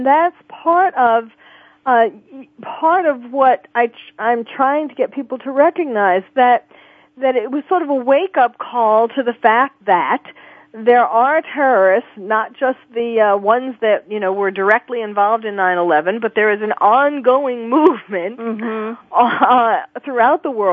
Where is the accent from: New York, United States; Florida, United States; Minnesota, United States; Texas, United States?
New York, United States; born or raised there; moved away as an adult; now in California, United States